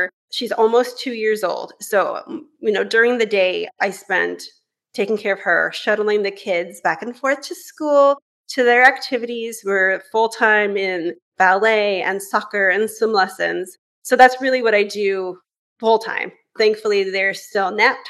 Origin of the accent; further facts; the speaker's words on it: Northern California, United States; moved away as an adult; now in Vancouver, Canada; I'm actually originally from California, where I grew up in Northern California